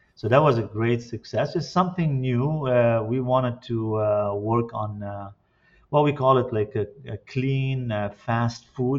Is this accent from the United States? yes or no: no; Lebanon; now in Canada; And personally, I came from Lebanon in 1976, and I connected here with the Quebec, at an early young age